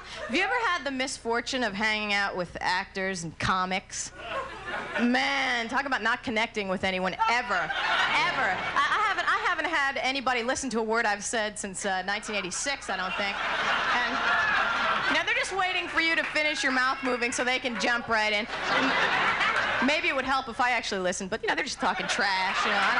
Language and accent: English; New Jersey, United States; As was mentioned earlier, I was born and raised in New Jersey.